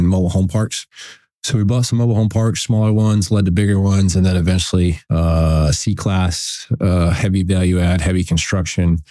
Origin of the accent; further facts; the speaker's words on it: Western New York, United States; also born or lived in South Carolina; now in Pensacola, United States; I grew up a combination of Western New York on a dairy, and my grandfather was a dairy farmer. And my father was we had a beef farm and he worked in a feed mill, and we moved to South Carolina